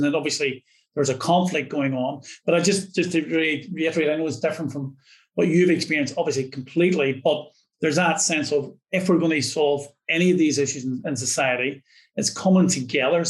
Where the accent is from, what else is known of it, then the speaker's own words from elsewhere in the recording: Derry, Northern Ireland, United Kingdom; I'm from Northern Ireland